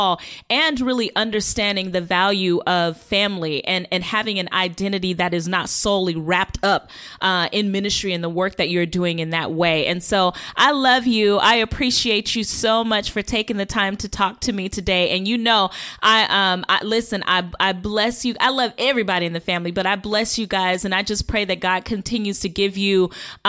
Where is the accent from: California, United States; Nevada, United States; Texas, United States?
Nevada, United States; Las Vegas; I'm born and raised from Vegas.